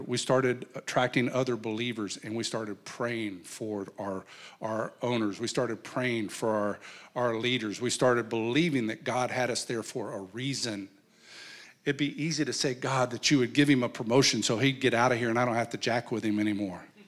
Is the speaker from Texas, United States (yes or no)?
no; New Mexico, United States; I come from New Mexico, and in New Mexico, there's a place called Chimayo